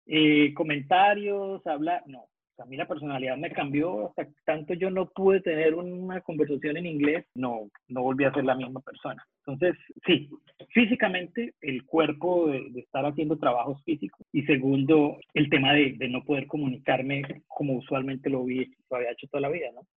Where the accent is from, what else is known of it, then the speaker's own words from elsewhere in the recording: San Gil, Santander, Colombia; moved away as an adult; now in Melbourne, Australia; de mi pueblo, de donde yo soy, de San Gil Santander